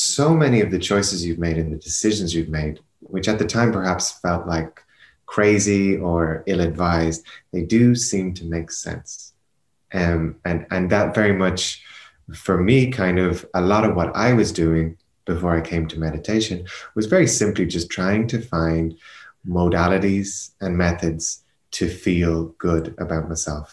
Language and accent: English; Ireland; also born or lived in Portugal / Spain; now in Berlin, Germany